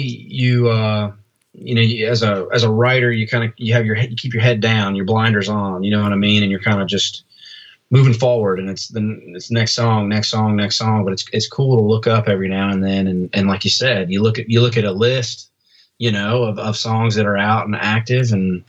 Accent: Nashville, Tennessee, United States; also born or lived in Albany, New York; I was born in Albany. We moved down here we moved here when I had to be maybe 3 years old or something like that. And so, yeah, man, Nashville's always been home.

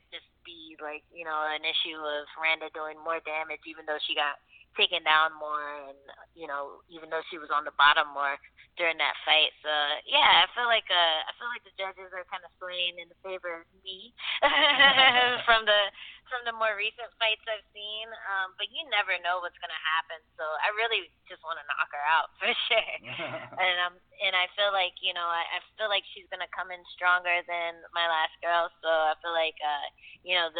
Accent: Maryland, United States; moved away; also born or lived in New York; I'm from the East Coast. I grew up in Maryland, and I went to school in New York

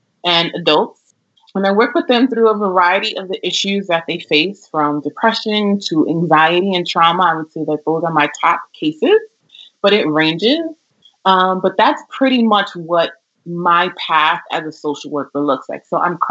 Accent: New York, United States; I'm born and raised here in New York.

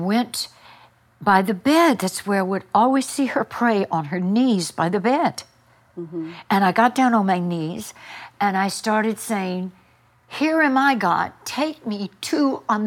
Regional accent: Houma, Louisiana, United States; That's where we were brought up, was Houma

